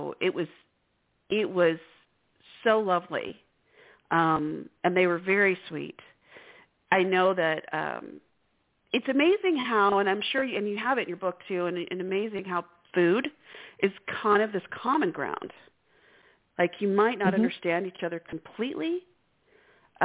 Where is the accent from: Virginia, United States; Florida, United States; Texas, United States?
Texas, United States; we're from Texas